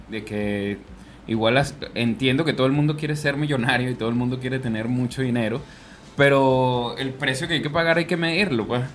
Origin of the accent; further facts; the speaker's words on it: Venezuela; now in Chile; lo vivimos nosotros como venezolanos